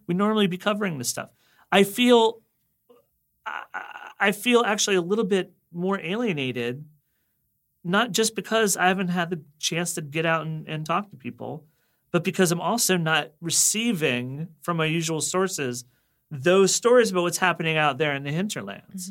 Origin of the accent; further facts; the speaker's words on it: Reston, Virginia, United States; I actually am from the town in Virginia where the hot zone took place.